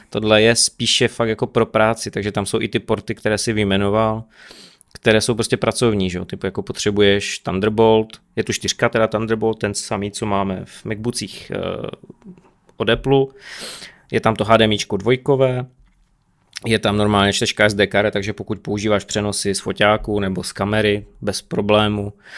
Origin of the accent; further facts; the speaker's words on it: Czechia; my jsme Češi